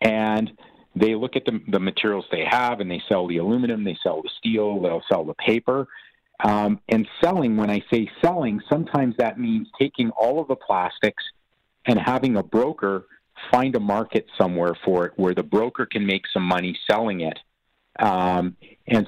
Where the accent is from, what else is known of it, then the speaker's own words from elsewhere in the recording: Canada; as Canadian citizens